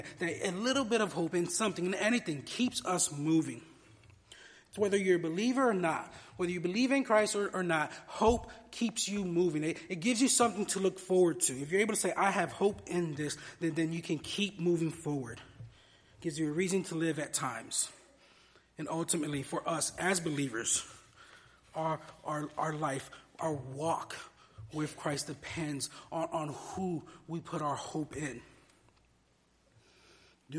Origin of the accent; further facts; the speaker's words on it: Miami, Florida, United States; moved away as an adult; I spent the first 22 years of my life growing up in Miami